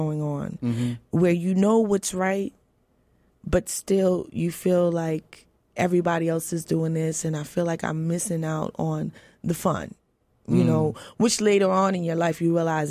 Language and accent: English; New York, United States; I grew up in New York.